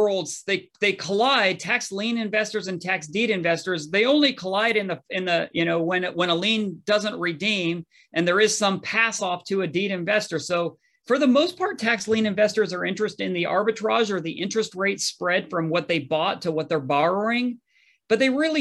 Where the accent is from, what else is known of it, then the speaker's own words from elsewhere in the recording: Northern California, United States; also born or lived in Utah; I grew up in Northern California